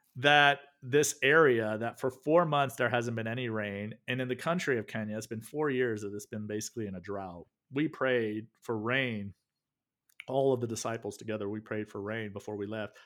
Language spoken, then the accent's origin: English; the South, United States; moved away; also born or lived in the North; I grew up in the South, grits was like the thing